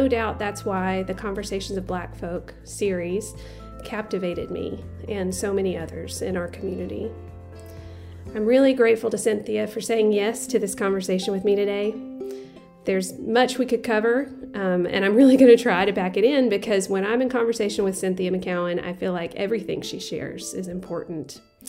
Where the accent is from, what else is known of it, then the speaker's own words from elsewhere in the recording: Athens, Tennessee, United States; Athens, Tennessee is my hometown too. We're a small rural city situated near the foothills of the Great Smoky Mountains.